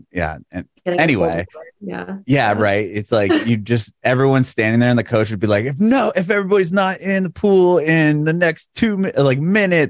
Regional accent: San Diego, California, United States; I'm from San Diego

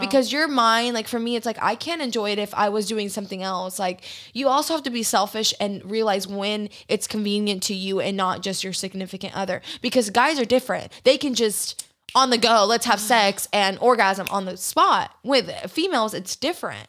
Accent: Georgia, United States; born or raised there; moved away as an adult; now in Houston, United States

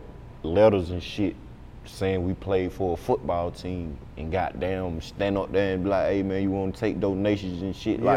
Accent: Atlanta, Georgia, United States; I'm from East Atlanta

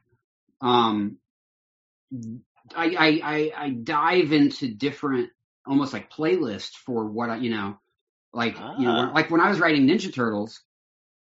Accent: Denver, Colorado, United States; moved away as an adult; also born or lived in Hollywood; I grew up in Denver. I grew up in the suburbs

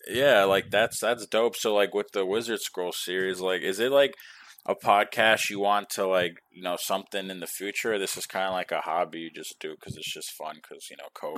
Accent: New York, United States; now in Texas, United States; I'm from New York

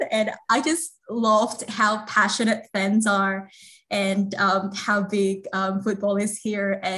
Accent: Central Java, Indonesia; moved away as an adult; now in Melbourne, Australia; I'm from Central Java.

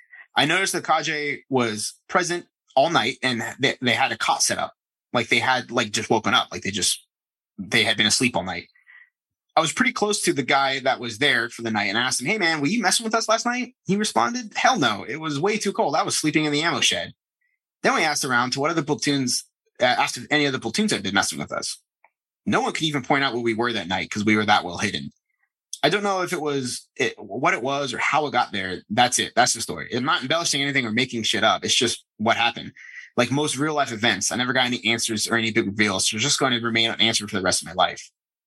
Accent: Flagstaff, Arizona, United States; I grew up in Flagstaff, Arizona, in Skinwalker territory.

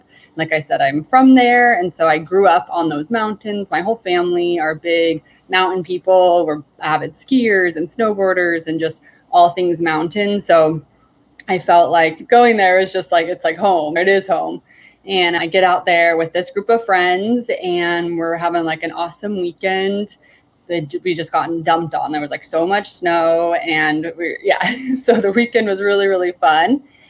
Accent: Salt Lake City, Utah, United States; moved away as an adult; now in San Diego, United States; I'm originally from Salt Lake City, Utah. So I was born and raised there. And then I moved out to San Diego during the pandemic. So I got to San Diego April 28th, 2020

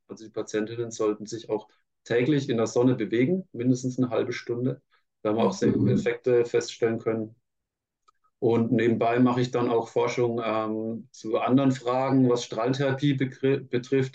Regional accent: Franconia, Bavaria, Germany; Ich bin ja unter Franke, ähm, Würzburg war schon mal nah an meiner Heimat

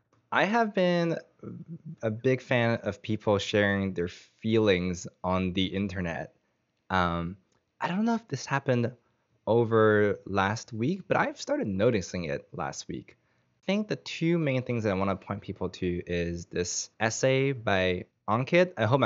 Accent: Canada; My home country of Canada has like unsurprisingly reasonable system.

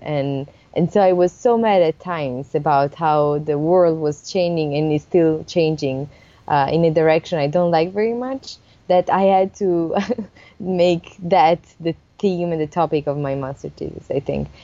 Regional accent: Italy; moved away as an adult; also born or lived in Germany; now in Switzerland; I was coming from Italy

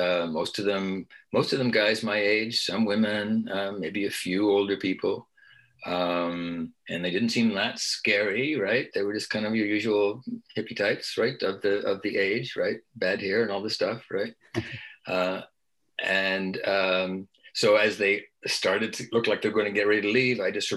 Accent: Beaverton, Ontario, Canada; I grew up in Beaverton, Ontario, very small town, about 1,000 people at the time in the 50s and the 60s.

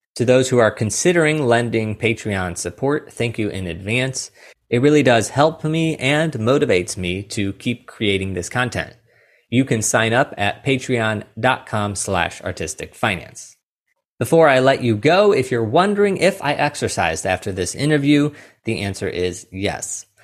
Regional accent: St. Louis, Missouri, United States; I am from Saint Louis, Missouri

